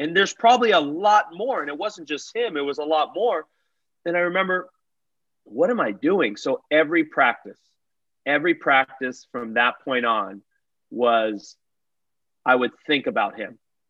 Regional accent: United States; moved away; I went through it as an American

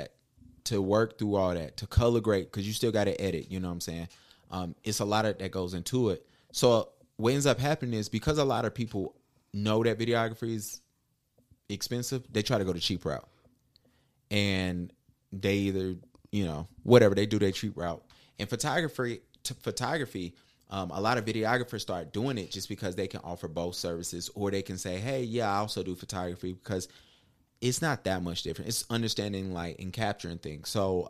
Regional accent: Huntersville, North Carolina, United States; Hey, I'm from the Ville, man. Y'all know what's up, man.

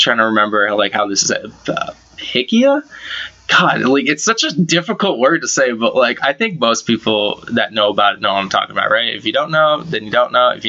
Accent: Massachusetts, United States; I'm from Mass

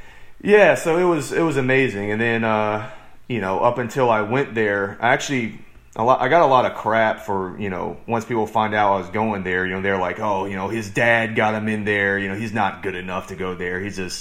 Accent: Williamsburg, Virginia, United States; moved away as an adult; also born or lived in Asheville, North Carolina; now in Dallas, United States; I'm from Williamsburg, Virginia

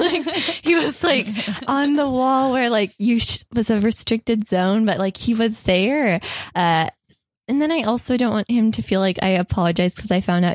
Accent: Kentucky, United States; moved away; also born or lived in Orlando, Florida; I'm from Kentucky

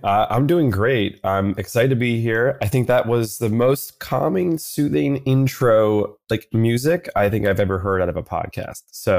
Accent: New York City, New York, United States; But for the listener, I'm born and raised in New York City. That's all I know, that in terms of a childhood

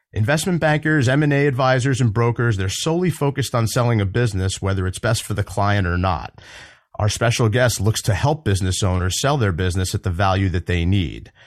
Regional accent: New Jersey, United States; my home state of New Jersey

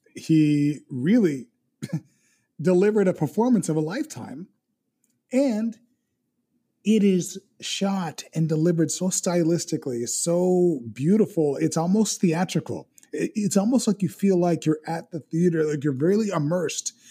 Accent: Miami, Florida, United States; where I grew up, I grew up in West Kendall, and West Kendall was you know, a predominantly Hispanic area.

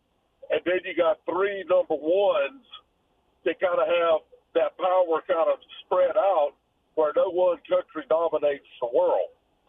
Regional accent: Lake City, South Carolina, United States; I grew up in Lake City.

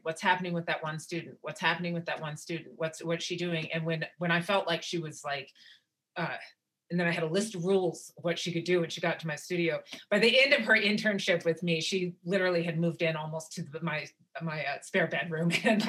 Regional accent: Wyoming, United States; because like I said, I grew up amongst up in Wyoming, and what my aunties did for me and how much they taught me.

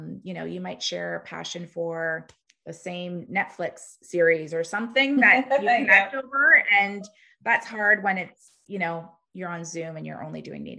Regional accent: Canada; we're Canadian, but 80% of our business is in the US.

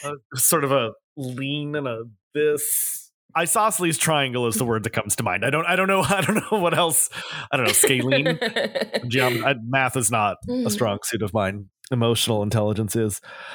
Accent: New York City, New York, United States; I'm so happy you got to see this, because it's as a New Yorker, it's one of my favorite things

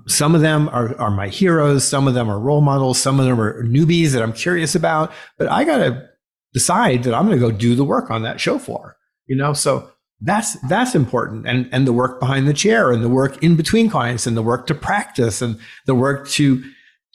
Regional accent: South Florida, United States; I grew up in South Florida

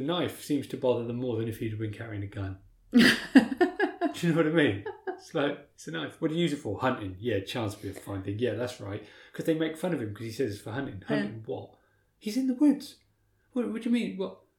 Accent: King's Lynn, East of England, United Kingdom; born or raised there

